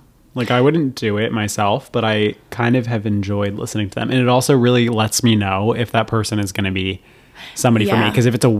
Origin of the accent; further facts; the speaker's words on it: Maryland, United States; However, I'm from Maryland, and he is from New Orleans.